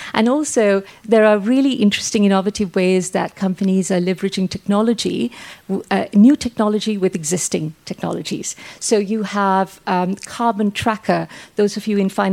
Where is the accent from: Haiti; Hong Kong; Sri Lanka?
Sri Lanka; now in England; I'm from Sri Lanka.